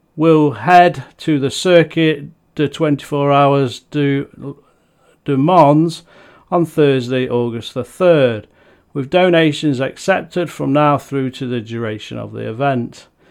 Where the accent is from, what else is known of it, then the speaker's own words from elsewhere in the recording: Nottingham, East Midlands, United Kingdom; Nottingham city centre, my home town